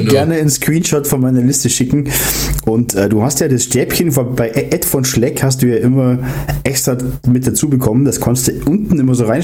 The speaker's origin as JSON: {"language": "German", "region": "Bavaria", "country": "Germany"}